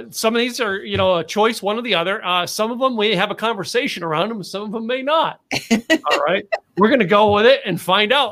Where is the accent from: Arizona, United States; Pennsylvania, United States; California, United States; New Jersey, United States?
Pennsylvania, United States; now in Texas, United States; I moved here. I moved to Texas from Pennsylvania.